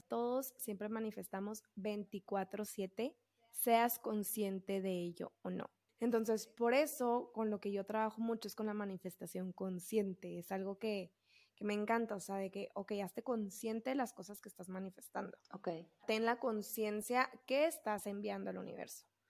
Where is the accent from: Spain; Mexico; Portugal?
Mexico; Camargo; se hacían concursos de escoltas en Camargo, ¿no? En mi pueblo donde yo soy